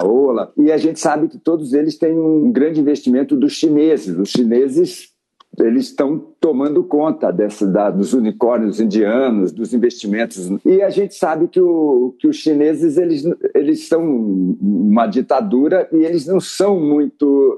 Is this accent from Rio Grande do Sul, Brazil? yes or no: no; Santos, São Paulo, Brazil; moved away; Eu sou de Santos, vivi em São Paulo